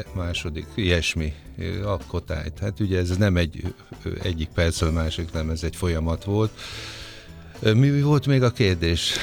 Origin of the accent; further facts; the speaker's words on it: Sopron, Győr-Moson-Sopron, Hungary; én Soproni vagyok, és aztán ott az osztrák rádióban